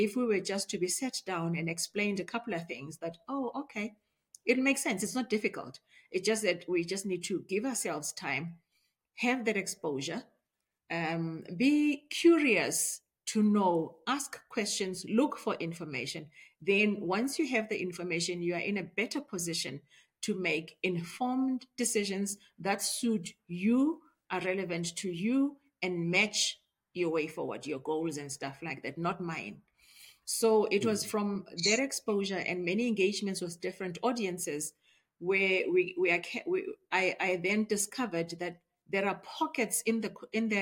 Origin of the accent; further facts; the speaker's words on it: Springs, Gauteng, South Africa; also born or lived in Tembisa; I was born and raised in the East Rand, in Springs particularly